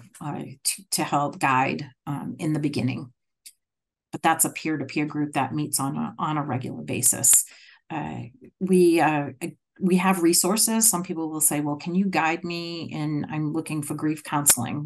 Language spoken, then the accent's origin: English; Massachusetts, United States; accent: Massachusetts; moved away as an adult; now in Rhode Island, United States; my Massachusetts accent